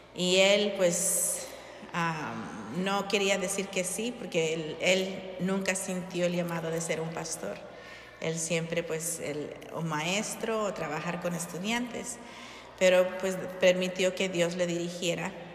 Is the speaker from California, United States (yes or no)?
yes; Long Beach, California, United States; moved away as an adult; now in Hammond, Indiana, United States; nosotros originalmente somos de California